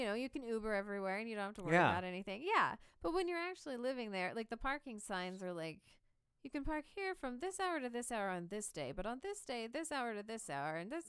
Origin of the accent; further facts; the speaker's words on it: Kansas City, Missouri, United States; I looked up at him and I was like, I'm from Kansas City